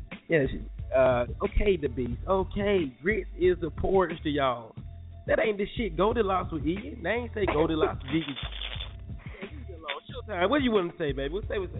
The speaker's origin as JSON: {"language": "English", "town": "New York City", "region": "New York", "country": "United States", "said": "I eat grits, and I'm from Manhattan."}